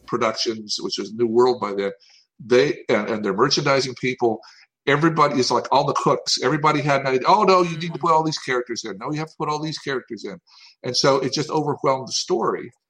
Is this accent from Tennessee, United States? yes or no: yes; Tennessee, United States; I'm from Tennessee